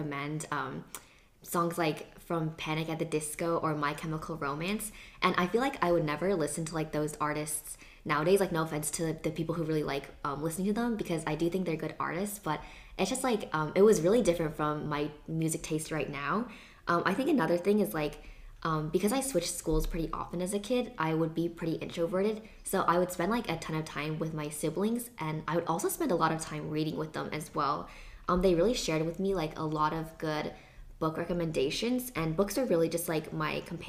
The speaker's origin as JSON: {"language": "English", "town": "Seattle", "region": "Washington", "country": "United States", "tie": "born or raised there", "moved": "yes", "said": "reminds me of just growing up in Seattle"}